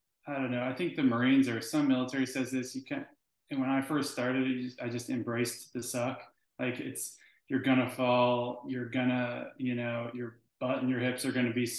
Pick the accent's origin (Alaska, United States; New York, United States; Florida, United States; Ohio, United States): Alaska, United States; I grew up in Alaska around a lot of snow sports and skiing